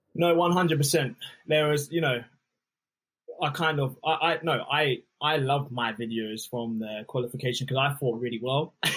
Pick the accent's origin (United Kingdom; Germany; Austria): United Kingdom; Luton, East of England; I'm from Luton Town originally